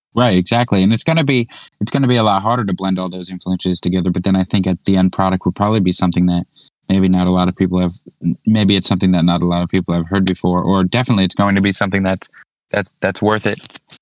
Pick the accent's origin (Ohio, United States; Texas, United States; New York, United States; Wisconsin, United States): New York, United States; Orange County; we're from Orange County, New York, about an hour north of Manhattan